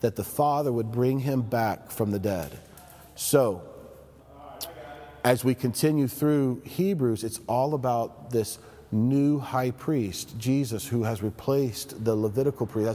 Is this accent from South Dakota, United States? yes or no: no; Knoxville, Tennessee, United States; I come from Tennessee. I grew up in Knoxville